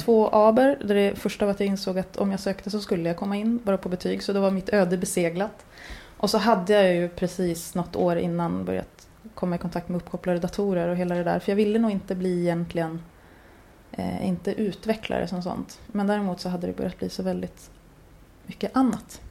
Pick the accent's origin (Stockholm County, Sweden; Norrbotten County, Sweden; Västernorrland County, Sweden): Norrbotten County, Sweden; jag är uppvuxen i Norrbotten